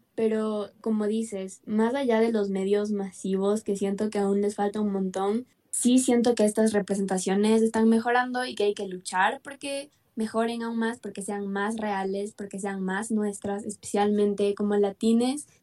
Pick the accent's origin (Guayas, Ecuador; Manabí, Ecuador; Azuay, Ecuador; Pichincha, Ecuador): Pichincha, Ecuador; Quito; Soy de Quito, Ecuador